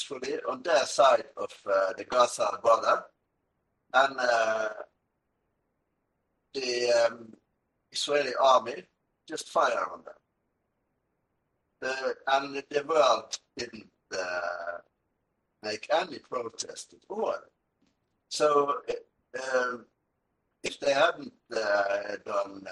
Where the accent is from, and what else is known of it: Norway